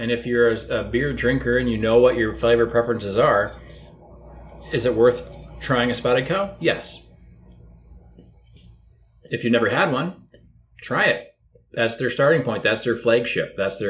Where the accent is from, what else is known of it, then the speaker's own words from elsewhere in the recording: Wisconsin, United States; my hometown in Wisconsin